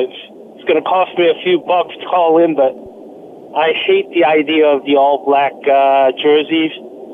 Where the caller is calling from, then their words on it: South Korea; I'm calling in from South Korea.